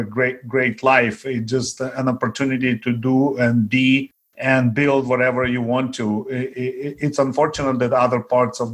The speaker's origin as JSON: {"language": "English", "country": "Ukraine", "tie": "born or raised there", "also_born_or_lived": "Daly City, California", "first_language": "Russian", "second_language": "English", "moved": "yes", "lives_now": "Belmont, United States", "said": "Growing up in Ukraine, I was very poor"}